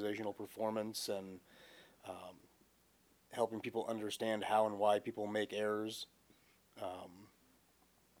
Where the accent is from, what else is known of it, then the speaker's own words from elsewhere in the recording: Vermont, United States; moved away; I spent the majority of my time growing up in Vermont